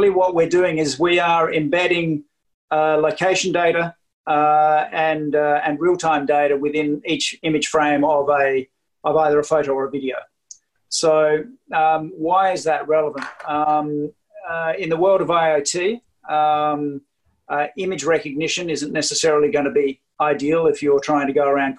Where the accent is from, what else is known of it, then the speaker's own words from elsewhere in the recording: Australia; now in Lillehammer, Norway; I don't have a Norwegian accent because I'm Australian